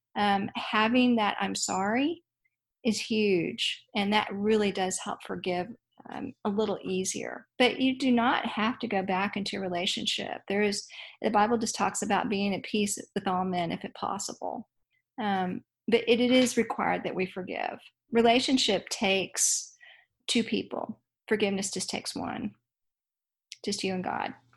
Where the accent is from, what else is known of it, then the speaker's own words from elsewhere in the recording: Dallas, Texas, United States; I grew up in Dallas, Texas